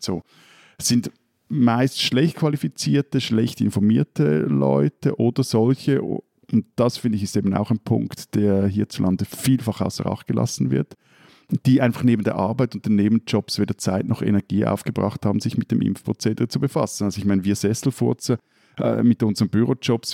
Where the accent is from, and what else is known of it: Switzerland